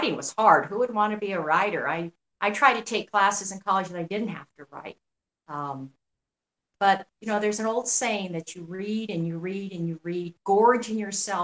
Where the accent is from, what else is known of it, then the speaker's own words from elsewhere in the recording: New Mexico, United States; I grew up in New Mexico